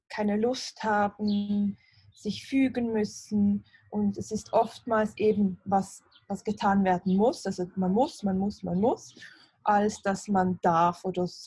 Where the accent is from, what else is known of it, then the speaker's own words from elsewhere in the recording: Basel, Basel-Stadt, Switzerland; Ich bin aus Basel, aus der Schweiz.